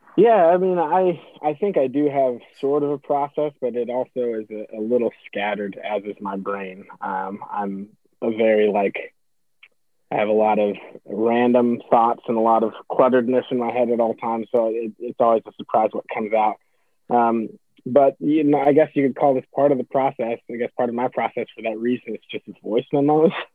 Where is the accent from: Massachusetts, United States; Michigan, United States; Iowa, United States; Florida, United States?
Iowa, United States; Iowa City; also born or lived in California; I grew up here in Iowa City, um, so a native. Um, originally, originally from California, but I've been here since I was like three